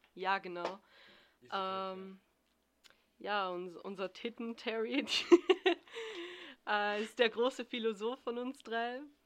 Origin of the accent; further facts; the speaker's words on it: Austria; ich bin aus Österreich